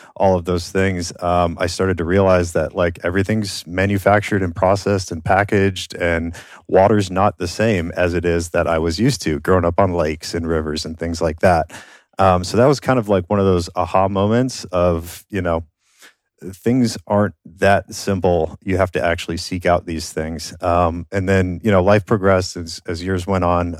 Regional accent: Minnesota, United States; moved away; I grew up in Minnesota. I, I grew up on a farm

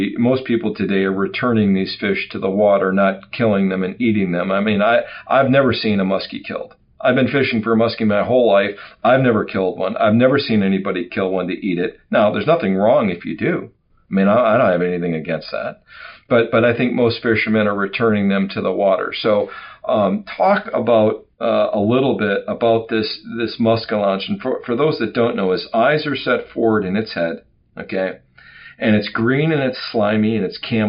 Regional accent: Wisconsin, United States; I'm an old Wisconsin guy. I grew up in Wisconsin

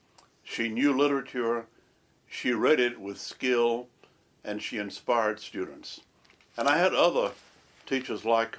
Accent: Eden, North Carolina, United States; I grew up in a town called Leakesville, North Carolina, about an hour's drive from Winston-Salem. Leakesville was one of three small towns, Leakesville, Spray, and Draper, that in the 1960s merged to become Eden.

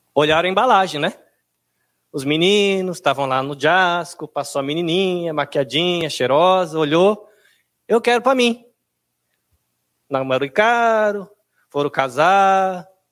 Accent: Brazil; now in Japan; nós que somos brasileiros aqui no Japão

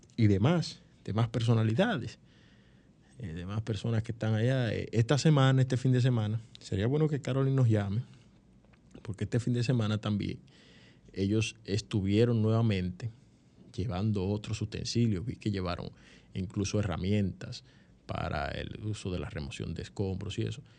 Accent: San Cristóbal, Dominican Republic; el pueblo de San Cristóbal, que es mi pueblo, mi pueblo, ustedes saben que yo soy eh, san cristobalense

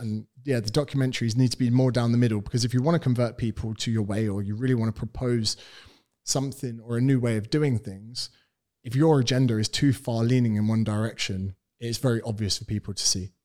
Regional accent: United Kingdom; accent: British; moved away as an adult; now in Australia; I am British. I'm from the United Kingdom.

